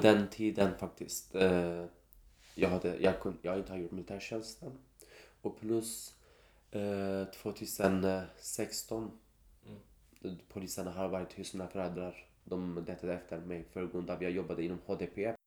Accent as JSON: {"language": "Swedish", "region": "Kurdistan", "country": "Turkey", "second_language": "Swedish", "moved": "as an adult", "lives_now": "Sweden", "said": "jag är som en kurd, kurdisk kille"}